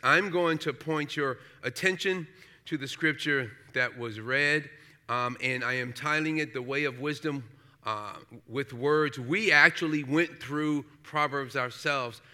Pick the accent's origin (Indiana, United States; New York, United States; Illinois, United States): New York, United States; New York City; I grew up in Brooklyn, uh, New York